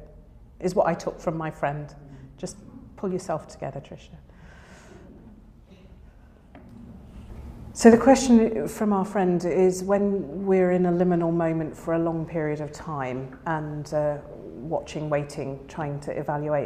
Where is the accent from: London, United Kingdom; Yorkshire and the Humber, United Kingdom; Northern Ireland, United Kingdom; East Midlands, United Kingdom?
East Midlands, United Kingdom; Lincolnshire; I grew up in Lincolnshire, we don't have hills